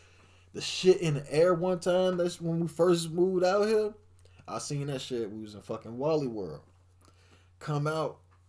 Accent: Chicago, Illinois, United States; moved away; I'm a up north ass nigga. I'm a up north ass nigga. I was born and raised in Chicago, and goddamn it, never seen a fucking tornado in person.

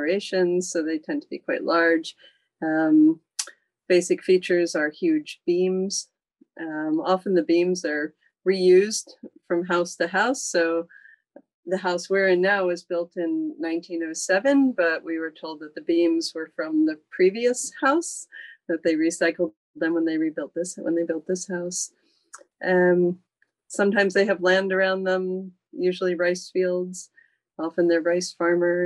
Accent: United States; now in Japan; I'm an American, but I've lived in Japan for about 15 years

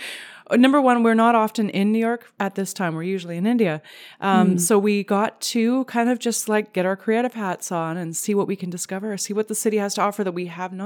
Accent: Canada; Well, I'm Canadian

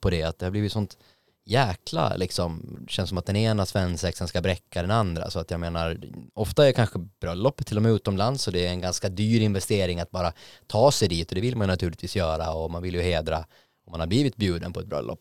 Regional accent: Åland Islands; now in Stockholm, Sweden; Jag var hemma på Åland

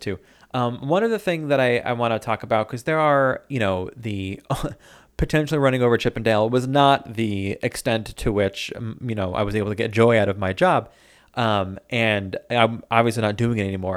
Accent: Medford, New York, United States; moved away as an adult; I grew up in Medford

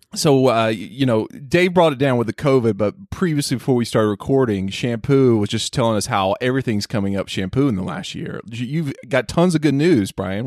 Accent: North Carolina, United States; moved away; my home state of North Carolina

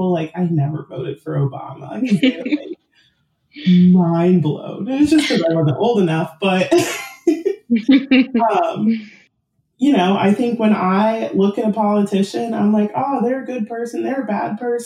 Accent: San Diego, California, United States; I grew up in San Diego, which is a purple city

